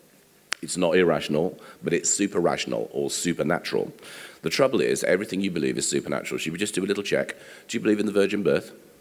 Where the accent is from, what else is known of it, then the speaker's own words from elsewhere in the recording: England, United Kingdom; we are English